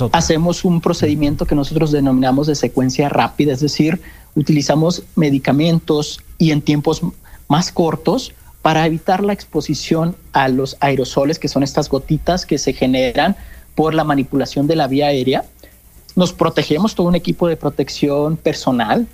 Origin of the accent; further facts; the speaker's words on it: Sinaloa, Mexico; moved away as an adult; also born or lived in Sonora; now in Mexico City, Mexico; soy originario de Sinaloa